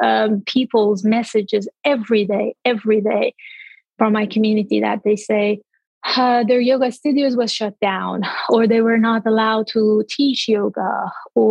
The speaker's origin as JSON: {"language": "English", "area": "by the Caspian Sea", "region": "northern Iran", "country": "Iran", "tie": "born or raised there", "also_born_or_lived": "India / Nepal", "moved": "as an adult", "said": "my hometown, which is the north part of Iran by the Caspian Sea on the beach"}